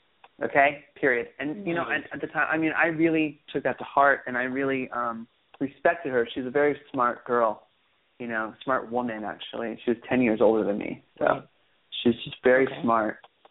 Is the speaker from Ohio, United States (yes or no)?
no; Hollywood, California, United States; growing up in Hollywood in general is it was very difficult